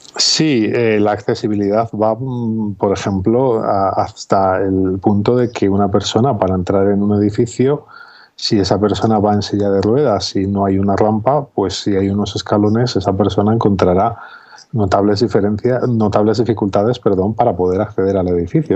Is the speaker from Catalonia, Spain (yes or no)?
no; Zamora, Castile and León, Spain; also born or lived in Valladolid; now in Salamanca, Spain; yo nací hace 42 años en Zamora